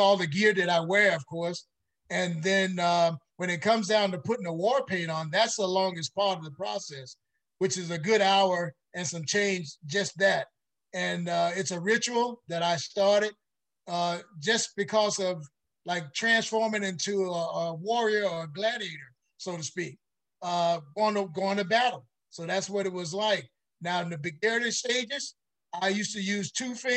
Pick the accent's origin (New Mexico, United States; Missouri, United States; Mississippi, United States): Mississippi, United States; Mound Bayou; moved away as an adult; now in Los Angeles, United States; I grew up in Mississippi, a little town called Mound Bayou